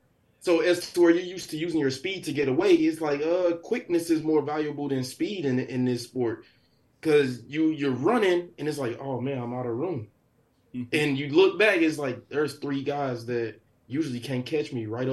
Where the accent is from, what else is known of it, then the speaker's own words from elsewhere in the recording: St. Louis, Missouri, United States; Growing up in St. Louis, football was an escape for me.